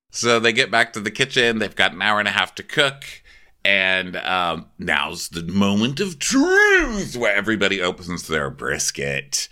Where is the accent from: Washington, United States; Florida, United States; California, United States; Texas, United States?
Texas, United States; El Paso; Welcome to my hometown